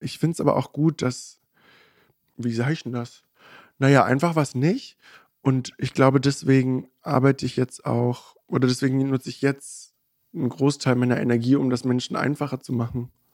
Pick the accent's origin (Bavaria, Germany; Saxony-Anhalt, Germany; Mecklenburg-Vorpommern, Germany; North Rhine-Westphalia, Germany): Saxony-Anhalt, Germany; Magdeburg; now in Berlin, Germany; wir sind ja ursprünglich aus Magdeburg